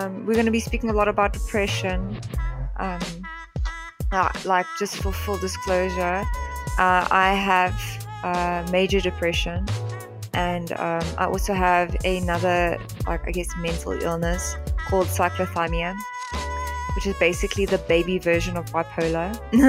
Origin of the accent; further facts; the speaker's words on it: England, United Kingdom; Because I'm white and because I'm English, it's more not racism against other white people